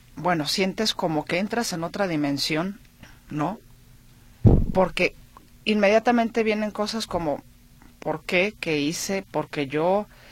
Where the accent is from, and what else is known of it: Mexico